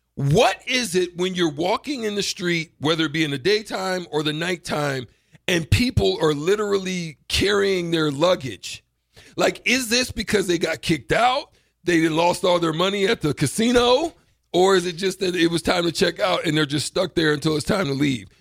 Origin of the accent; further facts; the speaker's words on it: Auburn, Alabama, United States; I'm from Auburn